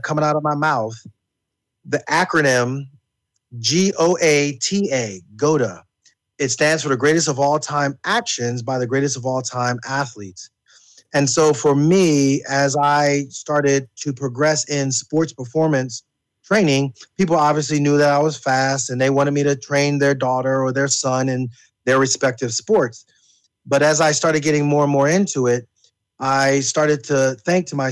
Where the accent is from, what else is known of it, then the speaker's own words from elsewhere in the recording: Wilkes-Barre, Pennsylvania, United States; I was originally from Wilkes-Barre, Pennsylvania, other side of the state